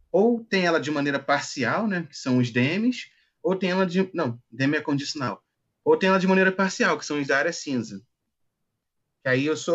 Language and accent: Portuguese; Rio de Janeiro, Brazil; tenho 26, sou do Rio de Janeiro.